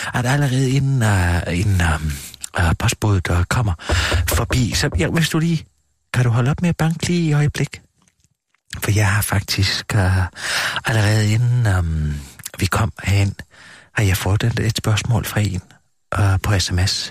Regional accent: Gram, Southern Denmark, Denmark; moved away; jeg er født og opvokset i Kram

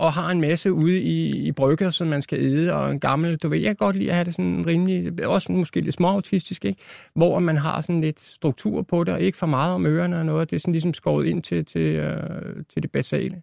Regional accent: Albertslund, Capital Region of Denmark, Denmark; also born or lived in Roskilde; now in Hundige, Denmark; Født i Roskilde, et eller andet. Ikke? Men hele min barndom, det er Vestegn

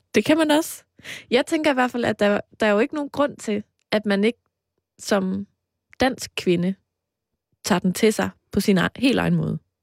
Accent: between Aarhus and Mols, Central Denmark Region, Denmark; du kørt lige forbi mit barndomshjem

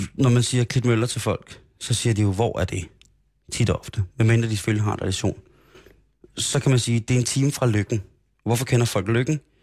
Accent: Roskilde, Zealand, Denmark; also born or lived in Grenå; Jeg voksede op i Roskilde. Jeg voksede op i Grenå først, og så Roskilde

